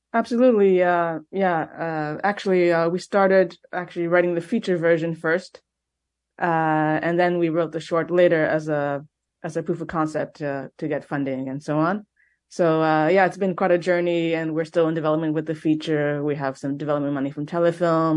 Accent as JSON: {"language": "English", "town": "Montreal", "region": "Quebec", "country": "Canada", "said": "I'm from Montreal, but my family is also Ukrainian and Austrian"}